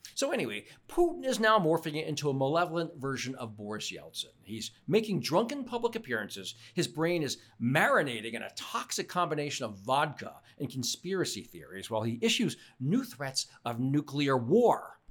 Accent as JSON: {"language": "English", "country": "United States", "said": "I'm an American. I've never been to Israel"}